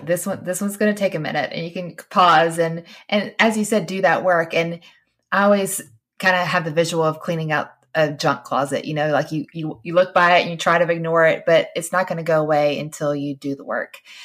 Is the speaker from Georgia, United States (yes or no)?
yes; Georgia, United States; we would say we were Christians because we fr-, we're from Georgia